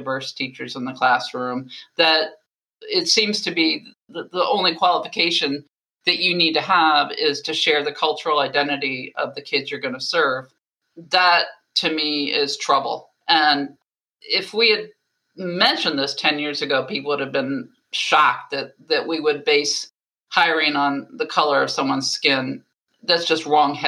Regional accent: Baltimore, Maryland, United States; that was my hometown, Johns Hopkins

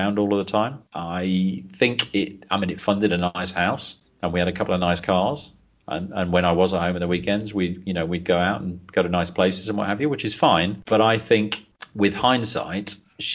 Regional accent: Leicester, East Midlands, United Kingdom; moved away as an adult; also born or lived in Banbury; I was born in Leicester originally

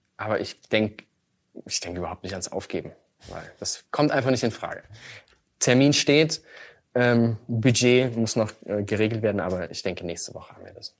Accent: Chemnitz, Saxony, Germany; Chemnitz, meine, meine Heimatstadt

